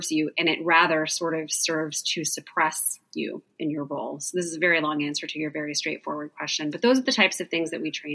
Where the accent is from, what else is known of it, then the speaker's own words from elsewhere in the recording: Southern Indiana, United States; moved away as an adult; also born or lived in Phoenix, Arizona; I grew up in Southern Indiana